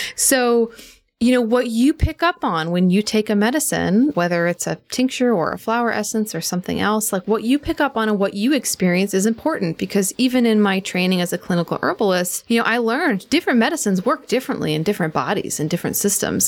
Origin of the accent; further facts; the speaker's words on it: outside Philadelphia, Pennsylvania, United States; also born or lived in New York City; now in Western North Carolina, United States; I grew up in Pennsylvania, outside Philadelphia, so kind of on the edge of where the suburbs end and farm country began